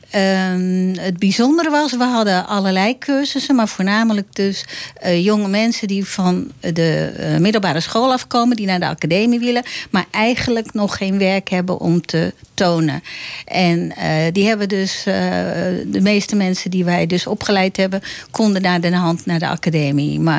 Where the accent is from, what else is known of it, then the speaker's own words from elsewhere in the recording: Amsterdam, North Holland, Netherlands; maar ik ben wel geboren op